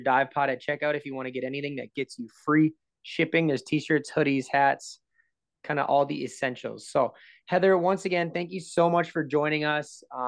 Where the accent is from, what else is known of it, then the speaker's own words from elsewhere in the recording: Minnesota, United States; I'm from Minnesota